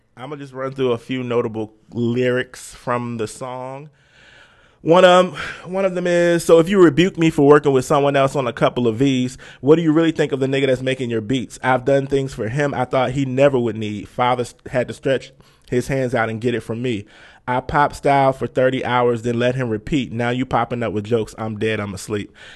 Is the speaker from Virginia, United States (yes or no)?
yes; Virginia, United States; we're both from Virginia